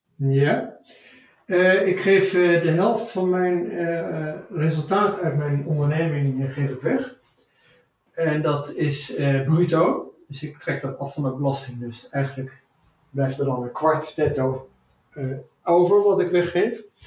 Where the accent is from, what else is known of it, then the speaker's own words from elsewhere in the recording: Son en Breugel, North Brabant, Netherlands; ik ben opgegroeid in Brabant, Zonnebreugel